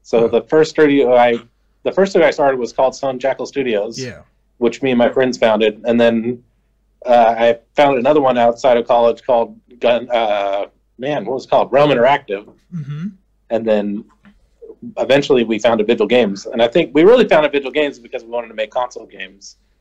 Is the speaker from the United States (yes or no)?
yes; Arizona, United States; I grew up in Arizona.